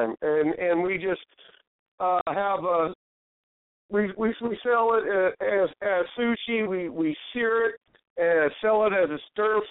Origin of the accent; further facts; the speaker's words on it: Amarillo, Texas, United States; moved away as an adult; also born or lived in Colorado; now in Florida Keys, United States; the day I left my hometown Amarillo to come to the Keys